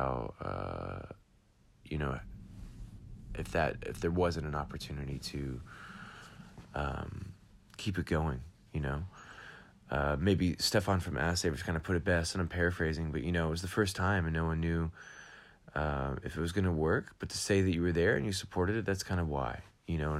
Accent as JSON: {"language": "English", "country": "United States", "also_born_or_lived": "Atlanta, Georgia", "moved": "as an adult", "lives_now": "Amsterdam, Netherlands", "said": "I'm American, going back to have my own bike shop in Atlanta, Georgia."}